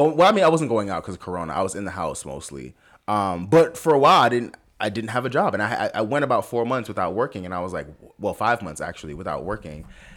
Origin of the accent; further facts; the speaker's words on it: Jamaica; Being Jamaican, and I'll be very honest, sometimes I utilize it in like a, I'm not one of these African Americans.